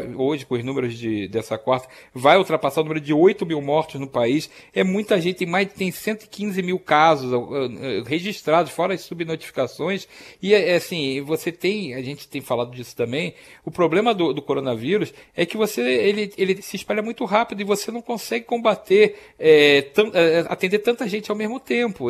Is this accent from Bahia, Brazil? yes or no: no; Rio de Janeiro, Brazil; Eu cresci no Rio de Janeiro